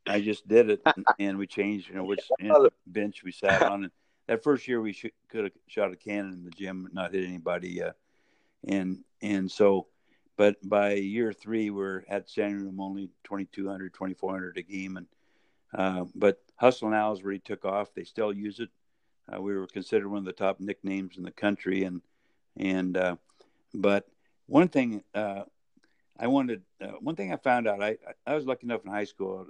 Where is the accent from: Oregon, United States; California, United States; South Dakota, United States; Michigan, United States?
Oregon, United States; Medford; was born and raised in Medford, Oregon